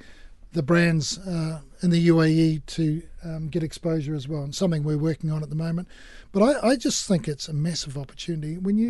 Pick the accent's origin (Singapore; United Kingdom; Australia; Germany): Australia; No, firstly, as an Australian, was brave to mention rugby, but we won't go there.